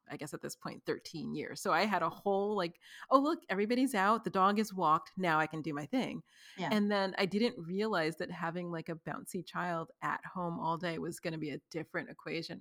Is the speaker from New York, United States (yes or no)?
yes; New York City, New York, United States; now in Los Angeles, United States; I'm from New York City where clearly people are packed